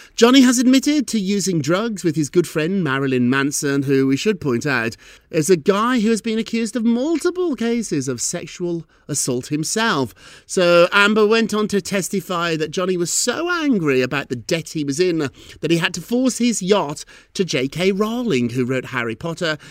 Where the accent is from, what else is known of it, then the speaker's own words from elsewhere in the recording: United Kingdom; moved away; when I was a little boy growing up in Britain